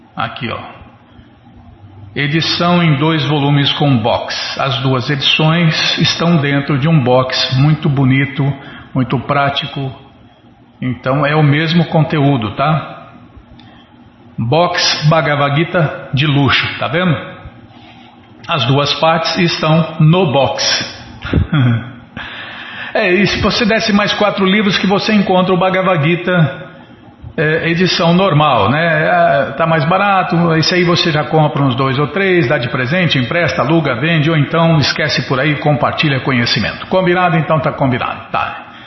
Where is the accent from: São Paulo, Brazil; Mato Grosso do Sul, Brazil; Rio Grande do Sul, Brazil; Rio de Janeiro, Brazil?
São Paulo, Brazil; Ribeirão Preto; moved away; Em Ribeirão não tinha disso, não. Na minha cidade, na minha terra natal